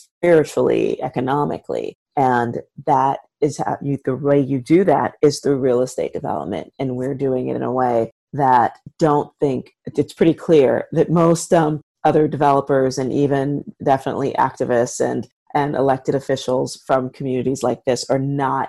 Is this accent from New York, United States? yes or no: yes; New York City, New York, United States; I'm born and raised in the South Bronx, which is where I am.